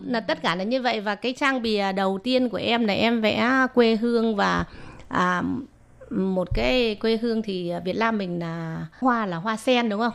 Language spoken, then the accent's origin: Vietnamese; Vietnam; now in Taiwan; mình là người Việt Nam